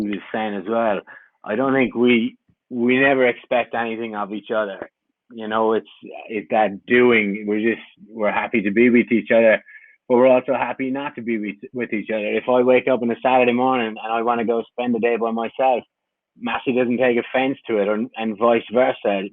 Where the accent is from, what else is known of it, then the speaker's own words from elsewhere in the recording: Ireland; moved away as an adult; I came from Ireland. I had just finished my degree